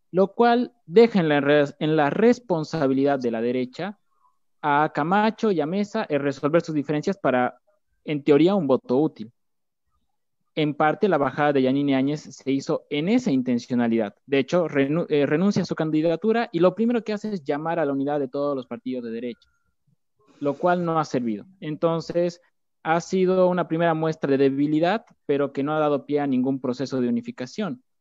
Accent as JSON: {"language": "Spanish", "region": "La Paz", "country": "Bolivia", "lives_now": "Argentina", "said": "soy boliviano, refugiado en la Argentina, eh, debido al golpe de Estado que se ha dado, eh, estudiante de la Universidad Pública de La Paz, de la Ciudad de La Paz, en Bolivia"}